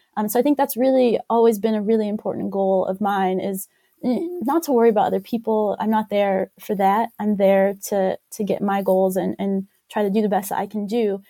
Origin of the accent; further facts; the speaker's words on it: West Virginia, United States; also born or lived in Ohio; I grew up in West Virginia, so I grew up on a, a jump rope team there